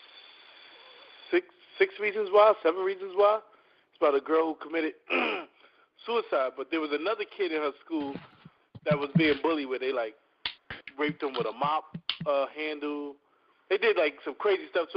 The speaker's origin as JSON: {"language": "English", "town": "New York City", "region": "New York", "country": "United States", "said": "I'm from Harlem"}